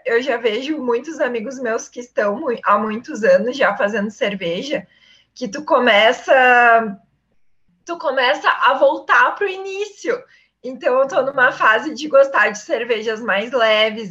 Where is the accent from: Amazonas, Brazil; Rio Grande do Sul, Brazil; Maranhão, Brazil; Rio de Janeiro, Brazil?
Rio Grande do Sul, Brazil; Iraí; moved away as an adult; also born or lived in Ametista do Sul; Eu sou do interior do estado, então, eu nasci em Iraí, minha família é de Ametista do Sul